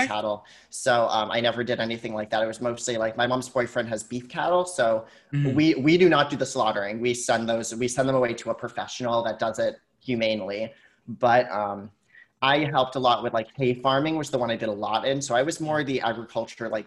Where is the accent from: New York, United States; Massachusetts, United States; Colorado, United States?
Massachusetts, United States; Hardwick; I grew up in a small farming community in Massachusetts. It's like 45 minutes west of Worcester